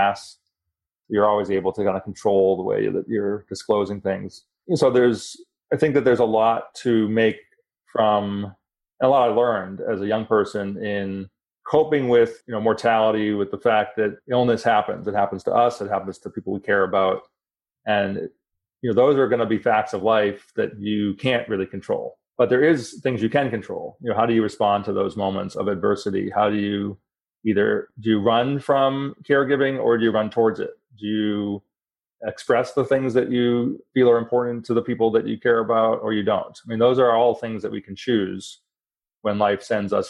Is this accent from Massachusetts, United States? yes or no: yes; Boston, Massachusetts, United States; moved away; I'm originally from Boston